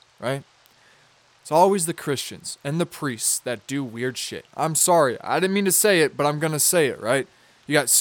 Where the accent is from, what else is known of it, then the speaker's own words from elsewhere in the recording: Minnesota, United States; Minnesota, my home state. The state that I reside